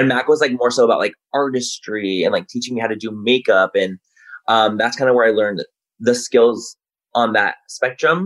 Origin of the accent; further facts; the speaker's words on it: Chula Vista, California, United States; moved away as an adult; now in Los Angeles, United States; I grew up in San Diego. Born and raised Chula Vista.